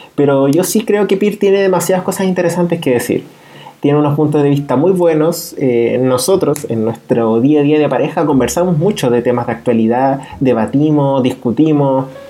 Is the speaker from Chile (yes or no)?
yes; Chile; Nosotros somos oriundos de Chile